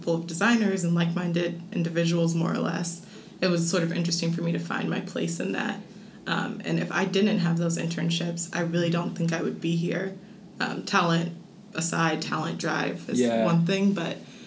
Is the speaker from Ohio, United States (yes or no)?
yes; Cincinnati, Ohio, United States; I'm from Cincinnati, Ohio